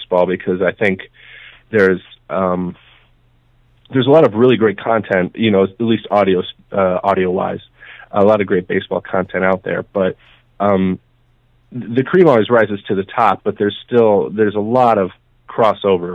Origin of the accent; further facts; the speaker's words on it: Green Bay, Wisconsin, United States; now in Twin Cities, United States; I grew up in the Green Bay area, Wisconsin